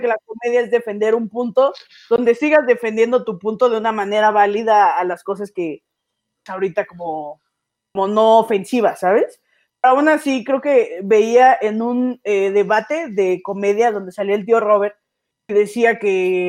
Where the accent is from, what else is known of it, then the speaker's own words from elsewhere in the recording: Mexico City, Mexico; soy comediante, tengo 24 años, soy de la Ciudad de México.